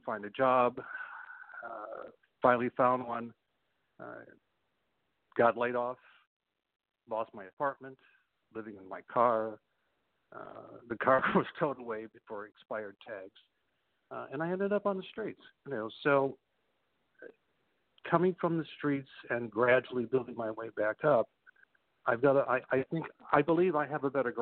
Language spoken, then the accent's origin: English; Chicago, Illinois, United States; I grew up in Chicago